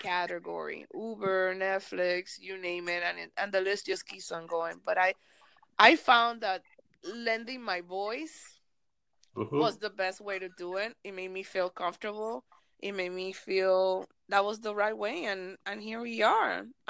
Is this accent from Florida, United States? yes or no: yes; Miami, Florida, United States; I want to do it in Spanish and English, or Spanglish, because I'm from Miami. My Miami people understand this.